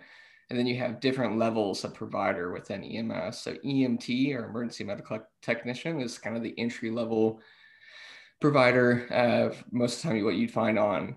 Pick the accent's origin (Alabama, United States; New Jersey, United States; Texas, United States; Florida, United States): Texas, United States; Fort Worth; also born or lived in Austin, Texas; now in Montgomery County, United States; I'm originally from Fort Worth, so I'm not originally from the Montgomery County area at all.